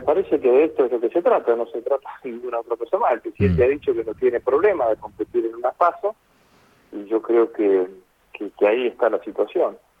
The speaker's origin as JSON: {"language": "Spanish", "town": "Rosario", "region": "Santa Fe", "country": "Argentina", "said": "como rosarino"}